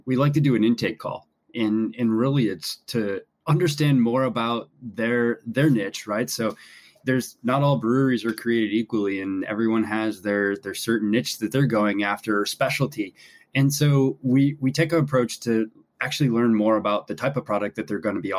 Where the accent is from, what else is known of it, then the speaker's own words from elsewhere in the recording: Buffalo, New York, United States; I grew up in Buffalo, New York